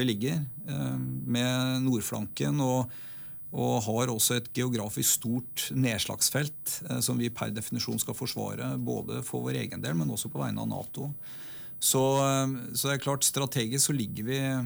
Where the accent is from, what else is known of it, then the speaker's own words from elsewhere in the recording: Oslo, Norway; now in Stryn, Norway; jeg er født og oppvokst i Oslo. Eh, på østkanten av byen